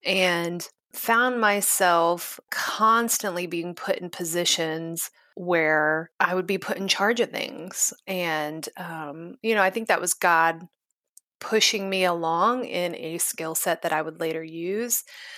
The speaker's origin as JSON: {"language": "English", "town": "Kansas City", "country": "United States", "tie": "born or raised there", "said": "So I have been born and raised in Kansas City."}